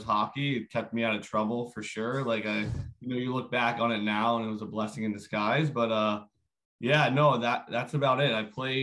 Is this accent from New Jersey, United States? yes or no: no; Ambler, Pennsylvania, United States; moved away; I grew up right outside of Philadelphia.